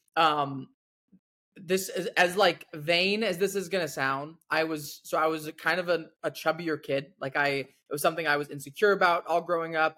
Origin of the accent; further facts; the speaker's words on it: Washington, United States; growing up in Washington myself